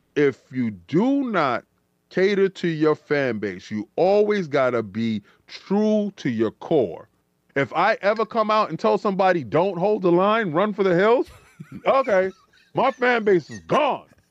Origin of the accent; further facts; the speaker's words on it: New York City, New York, United States; we come from the Bronx